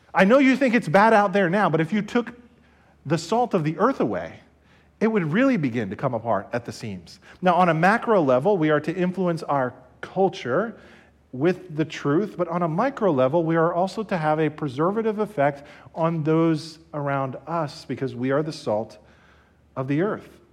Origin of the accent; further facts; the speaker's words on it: Somerset County, New Jersey, United States; I'm from New Jersey. I was born and raised here in Somerset County.